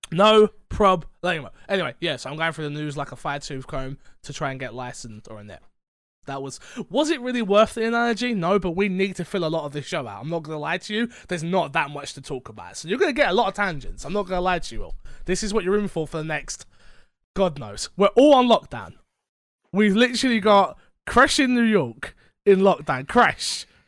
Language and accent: English; London, United Kingdom; I'm from London.